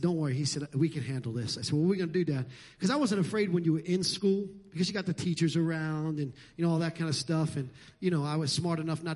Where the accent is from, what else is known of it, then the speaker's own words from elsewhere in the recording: New York City, New York, United States; moved away; where I grew up in Brooklyn and Staten Island and the Bronx and New York and Queens.